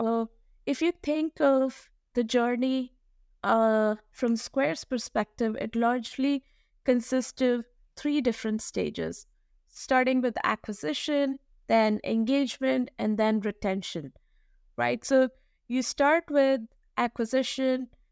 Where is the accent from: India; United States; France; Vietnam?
India; New Delhi, Delhi; I was, uh, born and raised in New Delhi, India